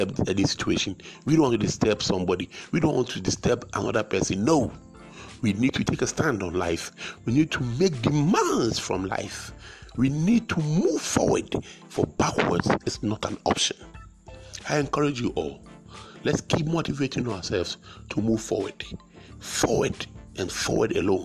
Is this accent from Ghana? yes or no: yes; Ghana; I come from Ghana in West Africa